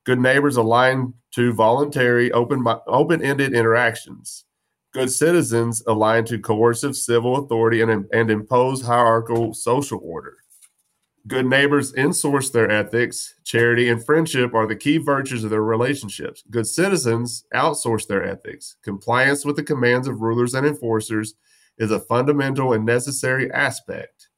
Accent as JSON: {"language": "English", "region": "West Texas", "country": "United States", "tie": "born or raised there", "said": "I'm from West Texas. There's no trees. We chased horny toads and, and ran from rattlesnakes."}